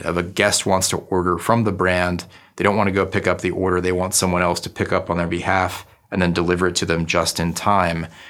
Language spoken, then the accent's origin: English; Newton, Massachusetts, United States; moved away as an adult; also born or lived in New Haven, Connecticut / New York City; my hometown of Newton, Massachusetts